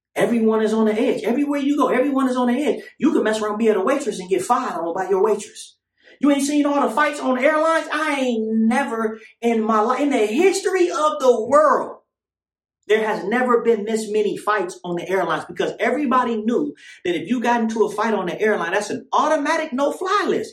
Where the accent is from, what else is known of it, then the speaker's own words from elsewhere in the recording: Oakland, California, United States; also born or lived in Tracy; when I was growing up in East Oakland